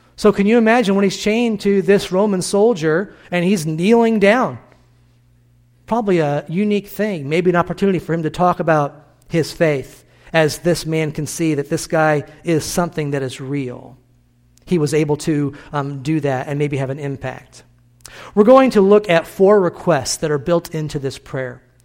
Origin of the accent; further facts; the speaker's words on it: Illinois, United States; born or raised there; moved away